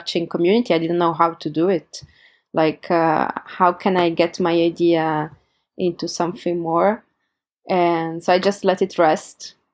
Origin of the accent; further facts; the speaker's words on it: Turin, Piedmont, Italy; my hometown, Turin, in Italy